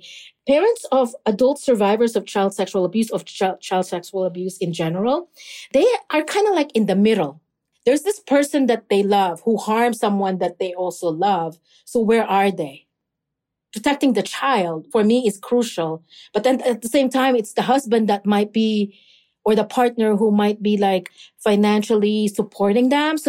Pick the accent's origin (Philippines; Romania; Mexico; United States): Philippines; especially like in the Filipino community, because I am Filipino.